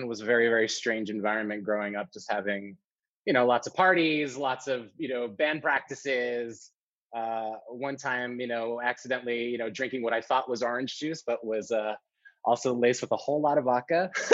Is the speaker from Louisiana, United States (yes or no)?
no; New York City, New York, United States; I was born and raised in New York City.